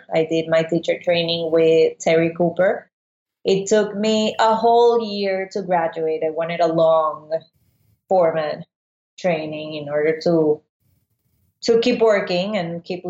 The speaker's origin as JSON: {"language": "English", "town": "Caracas", "region": "Capital District", "country": "Venezuela", "second_language": "English", "moved": "yes", "lives_now": "Miami, United States", "said": "Originally from Caracas, Venezuela. So I'm a Latino girl."}